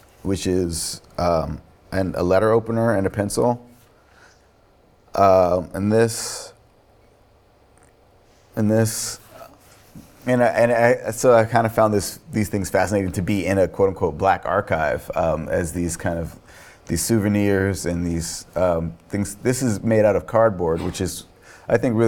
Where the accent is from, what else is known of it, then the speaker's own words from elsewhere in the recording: New York, United States; also born or lived in Virginia; people ask me where I'm from, and I'll say New York, and they'll say, "Well, where are you from before that?" And I'm like, "Yeah, Virginia, I guess."